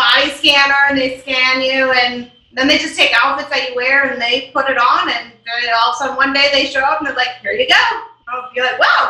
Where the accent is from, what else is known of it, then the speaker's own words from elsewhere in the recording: Wisconsin, United States; Wisconsin, yeah.